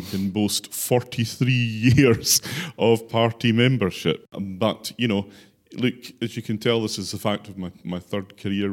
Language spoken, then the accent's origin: English; Islay, Scotland, United Kingdom; moved away as an adult; now in Orkney, United Kingdom; I was born and brought up on Isla